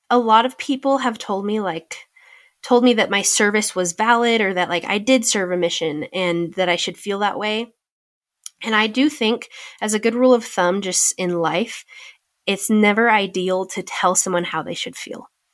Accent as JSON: {"language": "English", "region": "California", "country": "United States", "tie": "born or raised there", "said": "another option to serve in California close to my hometown"}